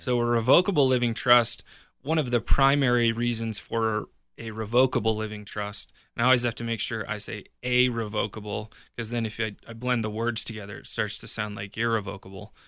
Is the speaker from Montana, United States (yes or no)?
yes; Montana, United States; now in Colorado, United States; I grew up in Montana, my family owns a farm back there.